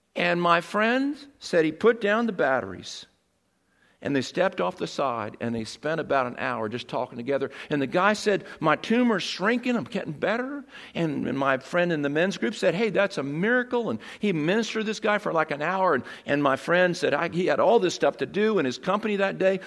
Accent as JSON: {"language": "English", "town": "Seaford", "region": "Delaware", "country": "United States", "tie": "born or raised there", "said": "I grew up in Seaford"}